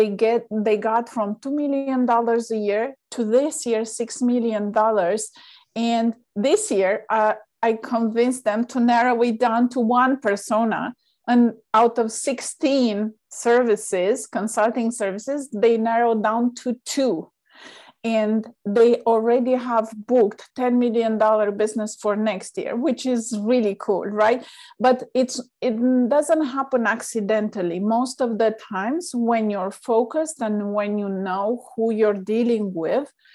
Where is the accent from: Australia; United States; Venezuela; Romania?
Romania; moved away; I'm originally from Romania